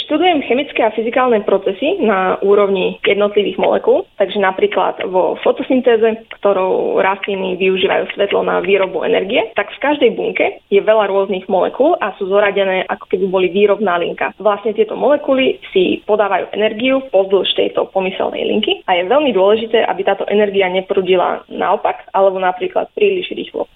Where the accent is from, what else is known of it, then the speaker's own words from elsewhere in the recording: Bratislava, Bratislava Region, Slovakia; moved away as an adult; also born or lived in Zlaté Moravce / London; now in Barcelona, Spain; narodila som sa v Zlatých Moravciach. Najprv som sa presťahovala do Bratislavy ako veľmi malá, kde som študovala v podstate celý čas